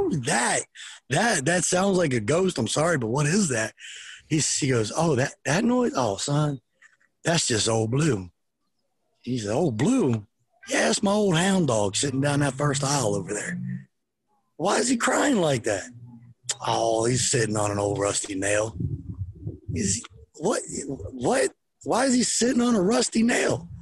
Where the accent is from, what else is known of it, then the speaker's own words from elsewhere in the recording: Delaware, United States; I grew up in Delaware. So I wasn't from the Deep South